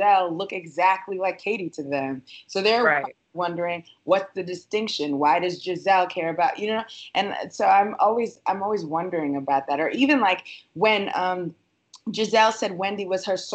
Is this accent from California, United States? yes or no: no; New York City, New York, United States; I grew up in Brooklyn